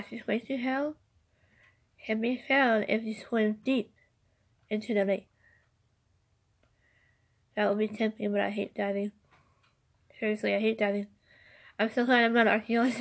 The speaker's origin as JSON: {"language": "English", "region": "California", "country": "United States", "tie": "born or raised there", "said": "state California, where I was born and raised"}